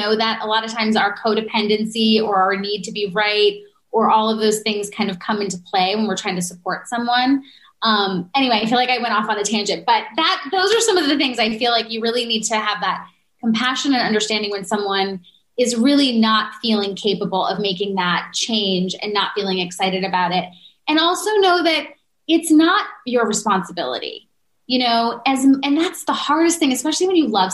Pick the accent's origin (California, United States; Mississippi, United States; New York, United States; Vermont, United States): New York, United States; New Yorker, United States; I'm a New Yorker.